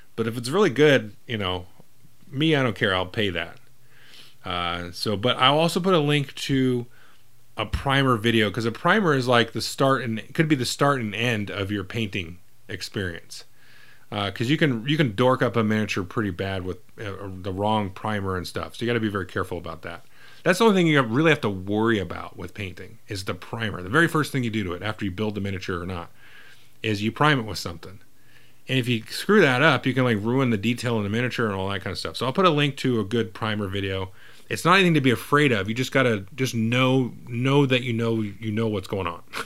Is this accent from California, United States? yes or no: yes; California, United States; I grew up in California